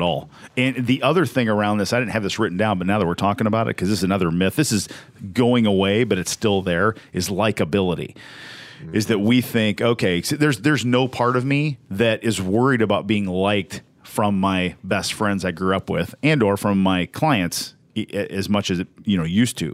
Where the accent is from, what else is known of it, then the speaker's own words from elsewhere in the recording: Southern Indiana, United States; we're from Southern Indiana.